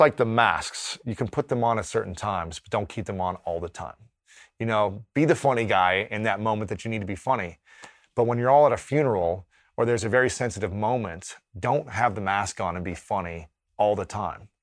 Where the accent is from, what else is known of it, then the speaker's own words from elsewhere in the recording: Ohio, United States; growing up in Ohio as a straight man